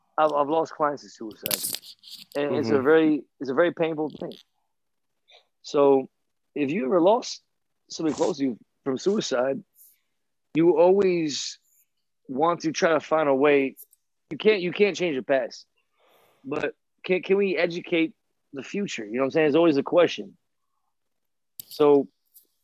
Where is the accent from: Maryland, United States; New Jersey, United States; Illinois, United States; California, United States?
Maryland, United States; Takoma Park; I grew up in Tacoma Park in the 80s and 90s